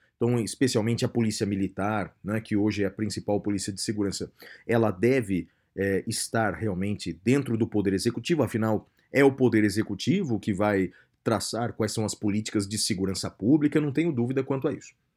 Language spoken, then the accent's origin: Portuguese; Brazil; nós brasileiros